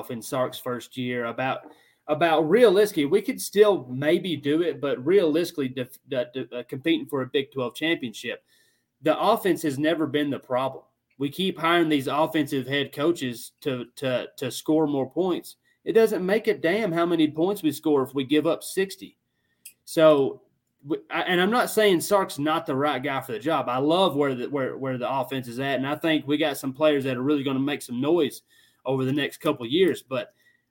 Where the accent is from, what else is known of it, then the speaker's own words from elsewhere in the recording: Tennessee, United States; I'm from Tennessee